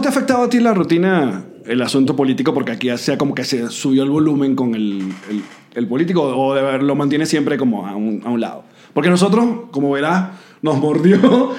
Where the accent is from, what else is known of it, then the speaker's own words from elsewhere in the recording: Venezuela; el venezolano